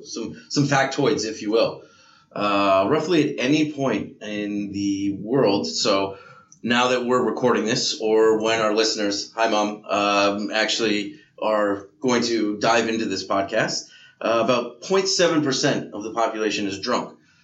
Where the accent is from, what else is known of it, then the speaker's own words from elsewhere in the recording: Ireland; I think two is actually my maximum, but I'm Irish, so it just goes through me.